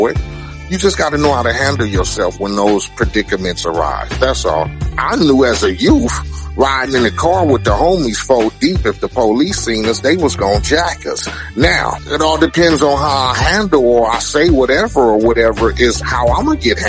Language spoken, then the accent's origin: English; Compton, California, United States; I come from Compton